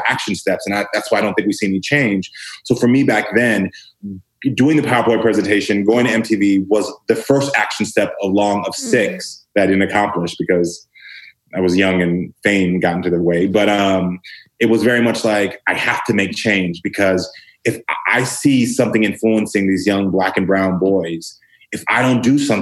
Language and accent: English; Texas, United States; I grew up black and gay in the South to immigrant parents.